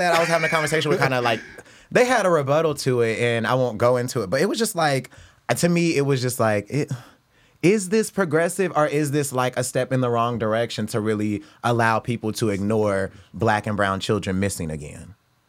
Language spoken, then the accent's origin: English; Indiana, United States; I'm from Indiana.